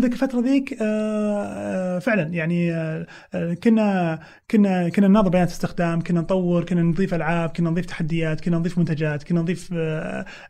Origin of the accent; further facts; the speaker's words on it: Saudi Arabia; عندنا بالسعوديه